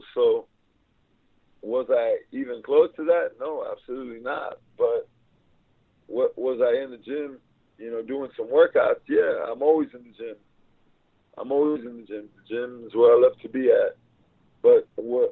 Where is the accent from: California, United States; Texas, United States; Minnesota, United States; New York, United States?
Texas, United States; South; I'm from South Texas